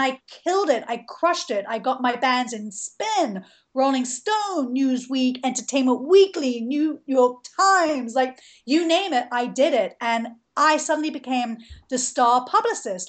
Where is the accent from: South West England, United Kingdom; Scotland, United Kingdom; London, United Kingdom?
London, United Kingdom; moved away as an adult; now in Atlanta, United States; I grew up in London.